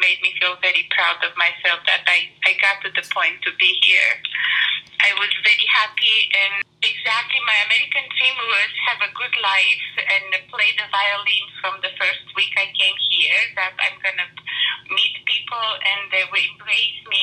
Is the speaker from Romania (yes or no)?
yes; Romania; now in United States; as a Romanian immigrant